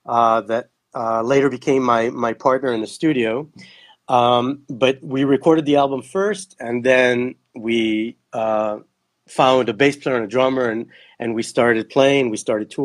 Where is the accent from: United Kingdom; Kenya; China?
Kenya; also born or lived in Belgium / Netherlands / Israel; So I actually was born in Belgium when they were working for the embassy there. And I grew up in Kenya. I lived there for 2 years and then 4 years in Holland.